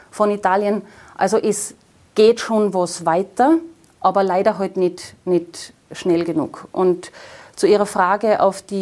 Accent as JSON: {"language": "German", "region": "Tyrol", "country": "Austria", "said": "den auch ich als Tiroler Abgeordnete im Europaparlament für die Tirolerinnen und die Tiroler für die Wiebtaler, für die Unterimtaler machen kann"}